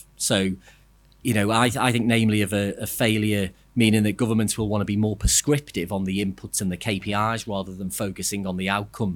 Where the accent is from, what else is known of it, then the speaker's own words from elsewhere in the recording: Liverpool, North West England, United Kingdom; I'm from Liverpool